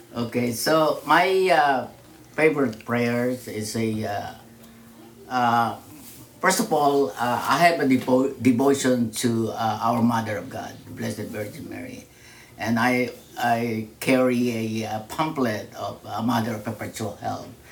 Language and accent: English; Manila, Metro Manila, Philippines; I grew up in a, uh, in, a in a Catholic family Catholic country, and major majority in the in the Philippines